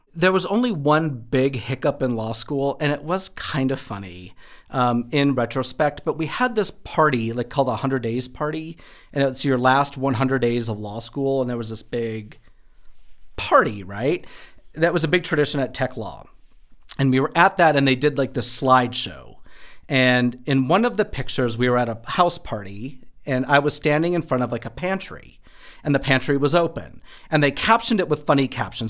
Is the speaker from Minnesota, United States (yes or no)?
yes; Wadena, Minnesota, United States; moved away as an adult; also born or lived in Texas; now in Denver, United States; I grew up in West Central Rural Minnesota, a little town named Wadena, Minnesota